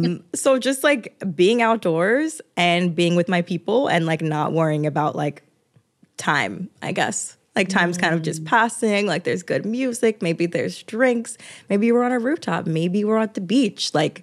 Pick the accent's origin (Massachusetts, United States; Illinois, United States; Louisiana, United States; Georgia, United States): Georgia, United States; now in New York, United States; Like I don't have a lot of my close relationships here in New York. Like I'm from Georgia.